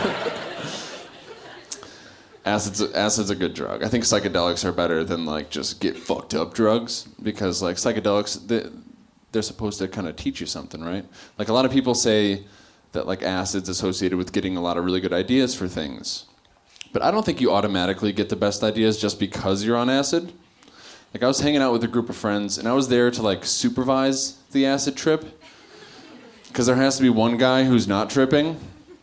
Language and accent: English; Kenosha, Wisconsin, United States; now in Chicago, United States; I grew up in Kenosha, Wisconsin